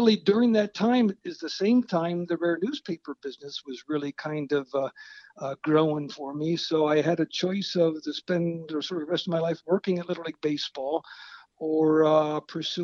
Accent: Williamsport, Pennsylvania, United States; also born or lived in Southern California; I am very much from Williamsport, Pennsylvania, born and raised there

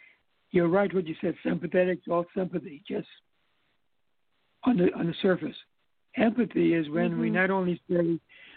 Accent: U.S. Virgin Islands; I grew up here in the Virgin Islands

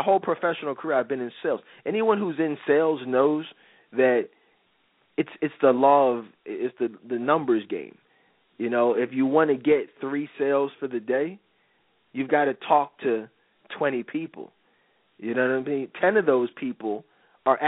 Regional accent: Philadelphia, Pennsylvania, United States; I'm from Philly

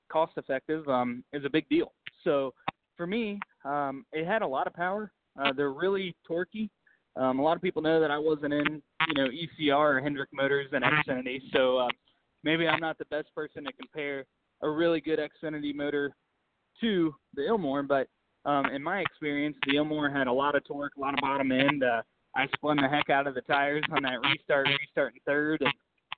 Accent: United States; It's my hometown

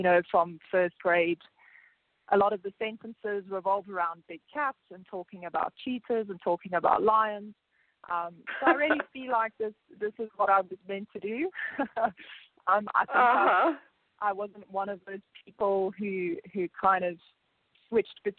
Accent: South Africa; I was born in South Africa

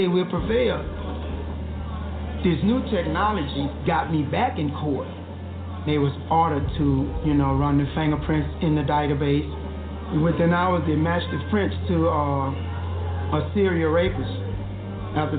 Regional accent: Louisiana, United States; I'm from Louisiana.

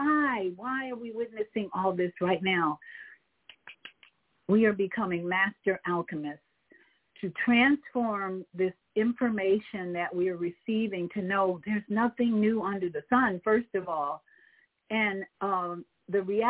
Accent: United States; as American citizens

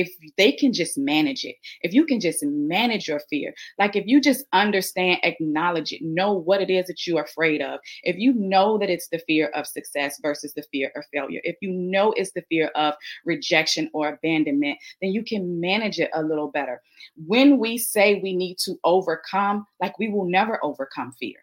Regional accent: Richmond, Virginia, United States; now in Hampton Roads, United States; I am originally from Richmond, Virginia. I've moved to the Hampton Roads area

